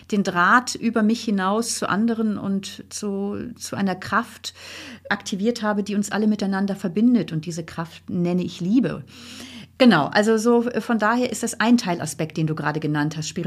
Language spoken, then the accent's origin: German; Northern Germany, Germany; Ich komme ja auch aus Norddeutschland, wo nicht so viele religiös geprägt sind